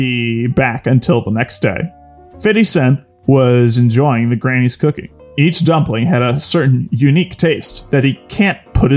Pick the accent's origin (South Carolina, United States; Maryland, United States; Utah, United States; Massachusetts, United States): Maryland, United States; Baltimore; I'm from Baltimore